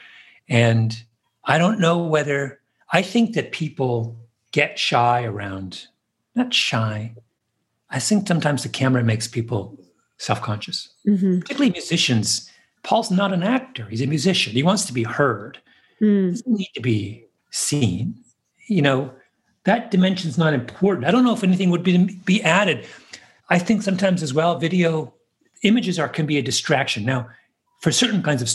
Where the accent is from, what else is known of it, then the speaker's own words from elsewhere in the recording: New York, United States; as a New Yorker